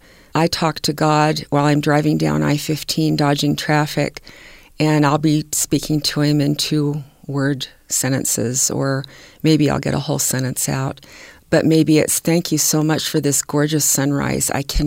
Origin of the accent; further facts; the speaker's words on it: California, United States; born there; I was born in California, and it was rather integrated down there.